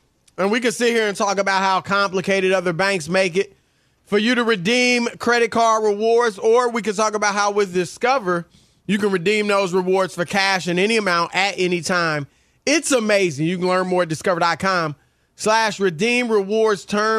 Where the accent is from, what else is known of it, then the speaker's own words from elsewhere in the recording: Louisiana, United States; also born or lived in Cleveland / Indianapolis / Cincinnati; I'm also from Louisiana.